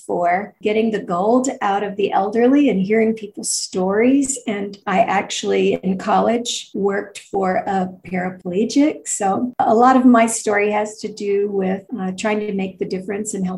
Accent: Tulsa, Oklahoma, United States; I grew up in Tulsa, Oklahoma, on the outskirts of town, on 40 acres

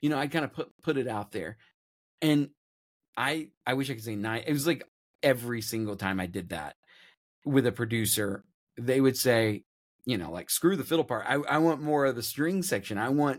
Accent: Nashville, Tennessee, United States; It's because I'm from Nashville.

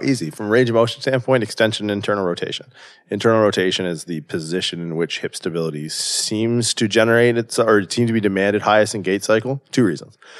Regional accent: southwestern Ontario, Canada; moved away as an adult; also born or lived in California; I grew up in Canada, small town in southwestern Ontario.

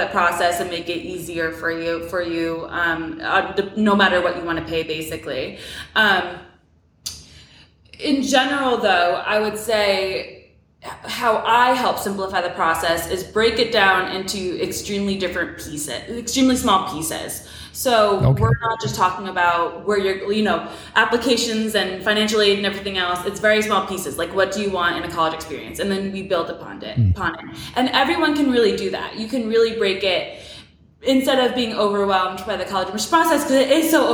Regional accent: New York City area, United States; moved away as an adult; also born or lived in Miami, Florida; now in Atlanta, United States; I'm originally from New York City. I grew up mainly about 45 minutes out of Manhattan

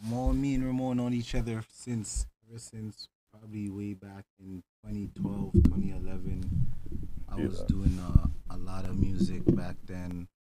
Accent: Toronto, Ontario, Canada; I'm from Scarborough.

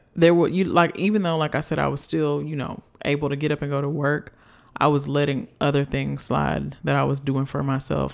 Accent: United States; a little black girl growing up in America

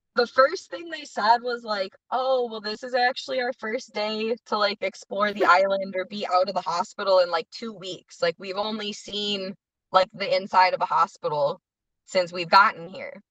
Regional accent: Addison, Illinois, United States; also born or lived in Villa Park, Illinois / Lombard, Illinois; now in Grant Park, United States; I grew up in Addison and then moved to Villa Park when I was about 14

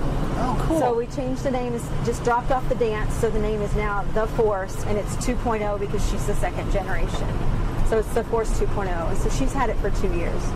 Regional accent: Kilgore, Texas, United States; moved away as an adult; also born or lived in Dallas, Texas; now in Farmington, United States; I was born in Dallas, grew up in East Texas in Kilgore, Texas.

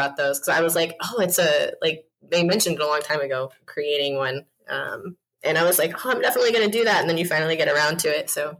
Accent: Ohio, United States; I'm from the Midwest, man. I'm from Ohio.

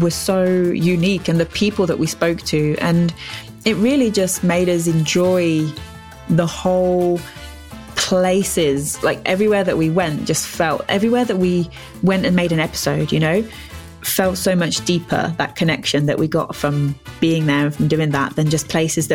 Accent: England, United Kingdom; half of my kind of heritage is Scottish, but I'm born and raised in England.

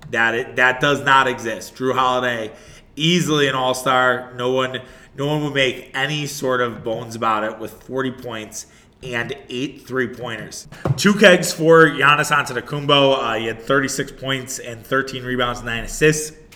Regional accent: Wauwatosa, Wisconsin, United States; now in Brookfield, United States; Wauwatosa is, is still home for me, even though I live in Brookfield now uh, with my wife. Like, Wauwatosa is still my hometown

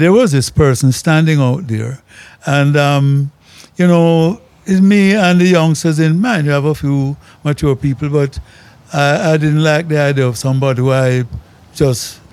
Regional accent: Jamaica; as a Jamaican

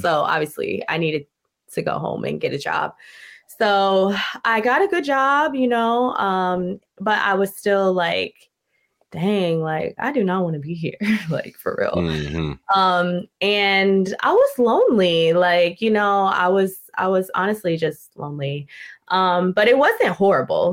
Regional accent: Newport, Rhode Island, United States; moved away as an adult; also born or lived in Florida / Massachusetts; I'm originally from Newport, Rhode Island, so New England.

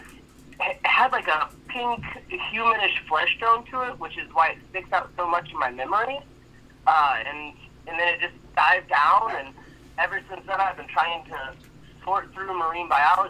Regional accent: Florida, United States; saying I'm from Florida

